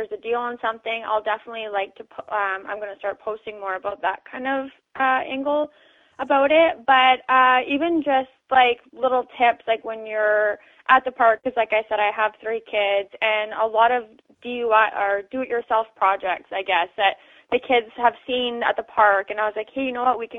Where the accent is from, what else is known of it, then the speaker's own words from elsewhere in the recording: Canada; also born or lived in Langley, British Columbia; being a Canadian